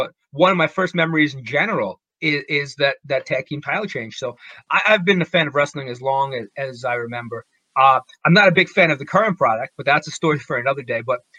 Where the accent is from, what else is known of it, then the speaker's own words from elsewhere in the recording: New York, United States; I was born and raised in New York.